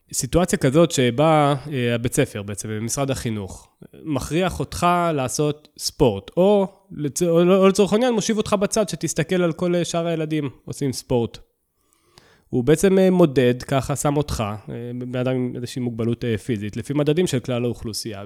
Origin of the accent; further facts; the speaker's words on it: Southern District, Israel; אני, אני מהדרום